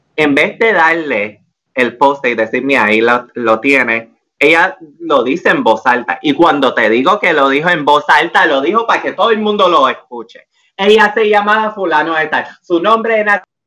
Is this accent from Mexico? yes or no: no; Puerto Rico; also born or lived in Washington, D.C.; aquí en Puerto Rico